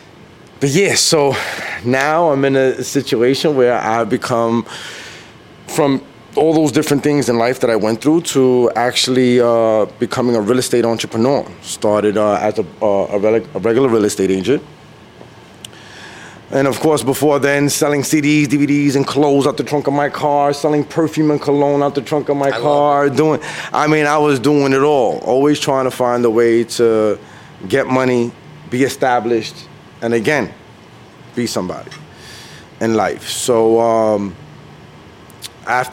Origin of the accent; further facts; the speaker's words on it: New York City, New York, United States; I'm from Brooklyn, born and raised in Brooklyn, New York